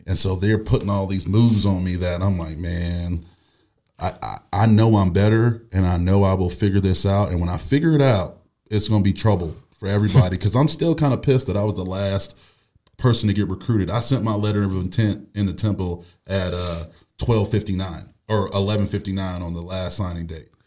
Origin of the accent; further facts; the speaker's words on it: Buffalo, New York, United States; moved away as an adult; I'm from Buffalo, New York.